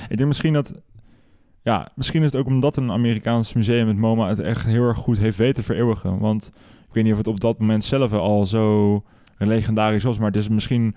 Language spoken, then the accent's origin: Dutch; Houten, Utrecht, Netherlands; ben wel opgegroeid in een soort van suburbia. En daar ben ik mhm. naar de middelbare school gegaan, dus in Houten